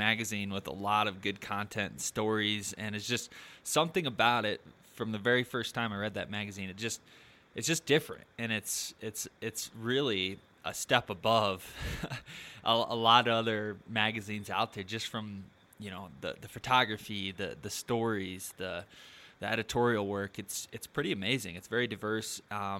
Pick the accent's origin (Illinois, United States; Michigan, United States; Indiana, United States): Michigan, United States; now in Colorado, United States; I grew up in Michigan, and when I moved to Colorado in 2015